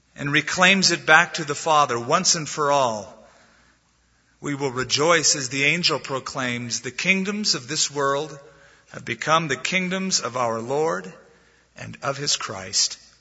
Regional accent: United States; we're Americans

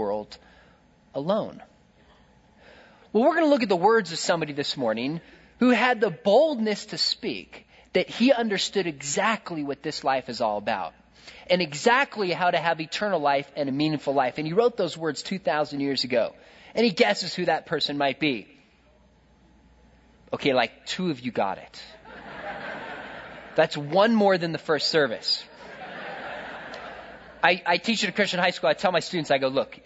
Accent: California, United States; I'm from California

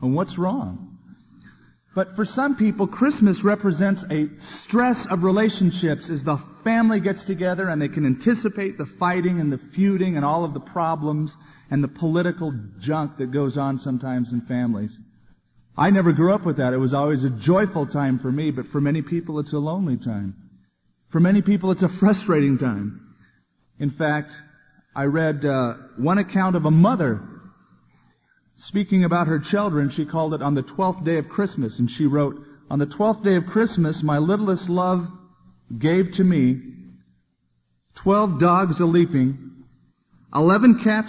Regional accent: California, United States; When I grew up in California, I had a neighbor who had this scene on their front lawn, life-size, with light bulbs inside, and they glowed.

